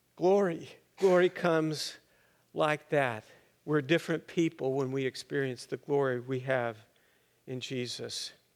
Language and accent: English; Littlefield, Texas, United States; I grew up in the Methodist Church in Littlefield, Texas, up there in the Panhandle